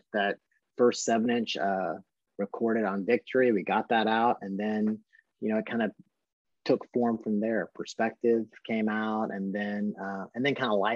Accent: Kentucky, United States; also born or lived in Louisville / Colorado; we're from Kentucky

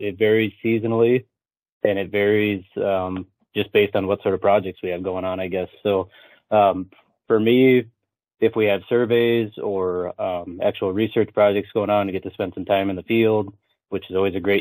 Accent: Windham, Minnesota, United States; moved away as an adult; also born or lived in Brookings, South Dakota; now in Webster, United States; I was born and raised in southwest Minnesota, little town of Windham, down there by Worthington

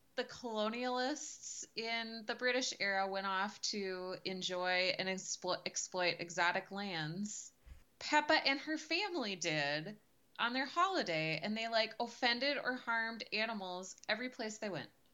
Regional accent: United States; as an American

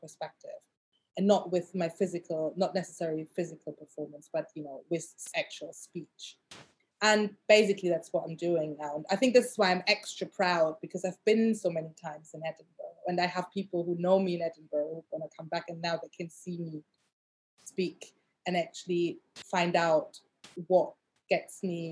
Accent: Germany; moved away as an adult; also born or lived in Asia; now in London, United Kingdom; I grew up in Germany and I was like the only black girl in my neighborhood.

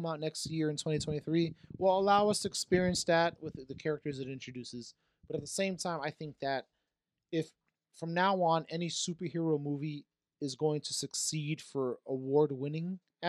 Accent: Florida, United States; I'm from Florida, so tits mean something else.

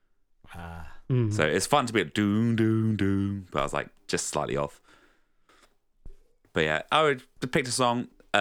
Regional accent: Southend-on-Sea, East of England, United Kingdom; moved away; where I used to live, where I'm originally from

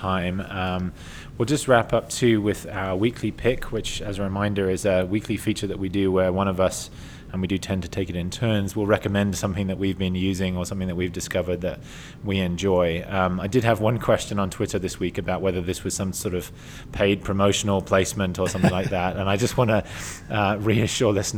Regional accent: England, United Kingdom; I'm English

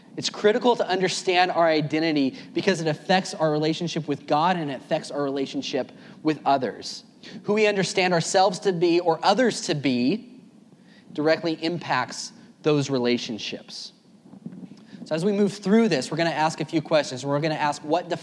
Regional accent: Tracy, California, United States; I taught fifth grade at a private school in Tracy, California, my hometown

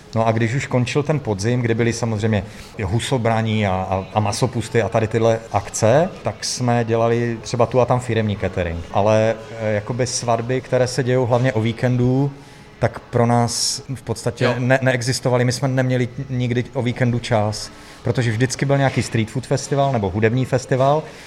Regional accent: Ostrava, Moravian-Silesian Region, Czechia; also born or lived in Prague; now in Horoměřice, Czech Republic; Jsem, jsem Ostravák, no. Už jako 20 let, už žijeme v Praze

